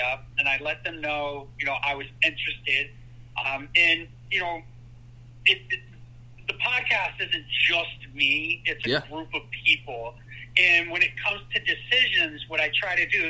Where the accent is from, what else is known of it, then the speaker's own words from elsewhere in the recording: Connecticut, United States; also born or lived in Birmingham, Alabama / Massachusetts; Ended up moving up to Massachusetts when I was about 6 years old. And then after that, I moved to Connecticut. And that's where I've been since, I don't know, probably 90, 91